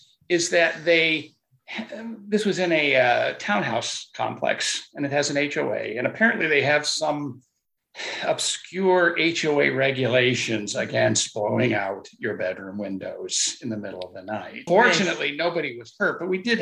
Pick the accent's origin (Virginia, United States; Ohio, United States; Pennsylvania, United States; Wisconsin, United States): Virginia, United States; Haymarket; I'm from the Haymarket, Virginia area